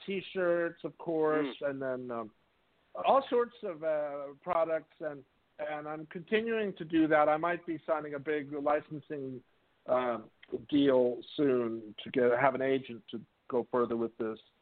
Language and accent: English; Whittier, California, United States; moved away as an adult; also born or lived in Los Angeles, United States / Rome, Italy; now in New York, United States; where I grew up in Whittier, California